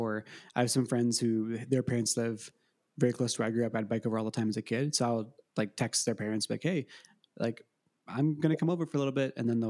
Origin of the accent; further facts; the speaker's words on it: Northern Illinois, United States; now in Colorado, United States; I grew up in Northern Illinois